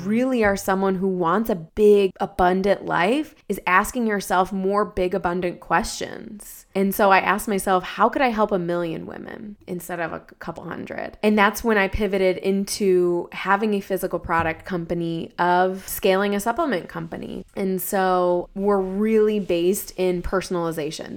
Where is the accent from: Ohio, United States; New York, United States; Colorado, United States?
Ohio, United States; I'm from Ohio